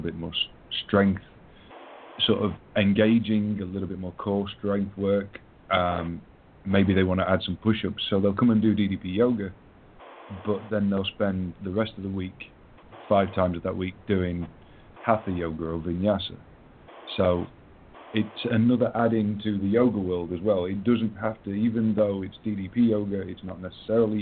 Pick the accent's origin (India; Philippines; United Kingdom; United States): United Kingdom; England; I'm English.